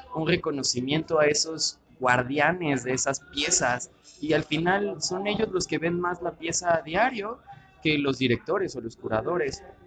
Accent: Mexico City, Mexico; Nazco en la Ciudad de México un 16 de diciembre de 1989

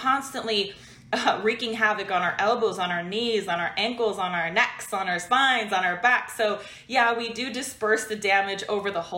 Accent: Washington, United States; moved away as an adult; also born or lived in California; I'm from Washington State in the US, and I moved to California to train with a better team

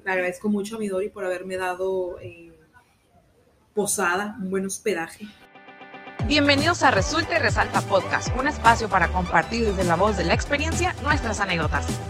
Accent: Mexico; México, somos, somos de México. Mexicanas, mexicanas, gente buena

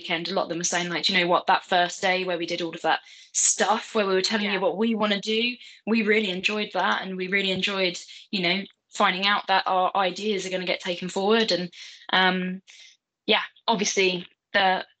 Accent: London, United Kingdom; I'm from Southeast London

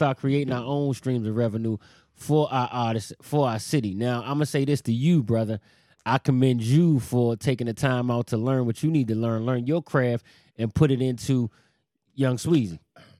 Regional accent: New York, United States; I'm from New York.

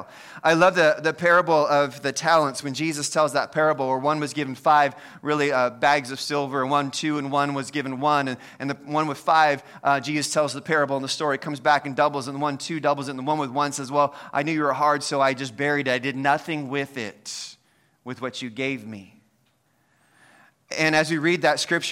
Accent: United States; I'm an American

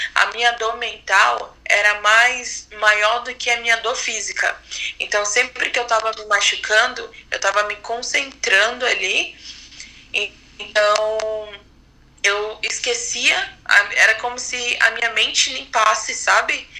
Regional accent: Manaus, Amazonas, Brazil; moved away as an adult; now in São Paulo, Brazil; eu sou de Manaus, mas atualmente estou morando em São Paulo

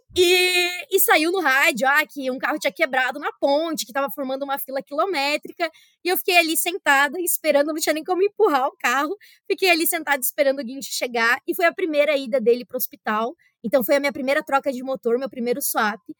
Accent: Brazil; now in Russia; Do Brasil

